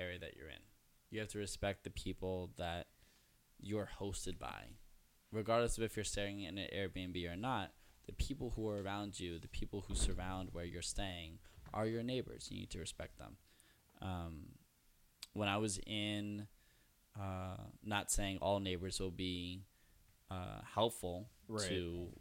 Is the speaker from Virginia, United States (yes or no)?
no; New York, United States; I'm from the Upper West Side